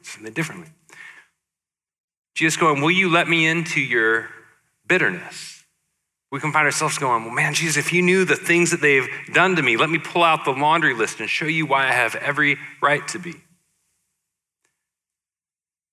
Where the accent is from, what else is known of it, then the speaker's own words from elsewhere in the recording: Portland, United States; my hometown of Portland